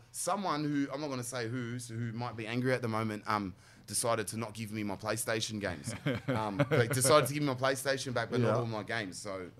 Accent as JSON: {"language": "English", "town": "Sydney", "region": "New South Wales", "country": "Australia", "said": "But at least I'm from Waterloo."}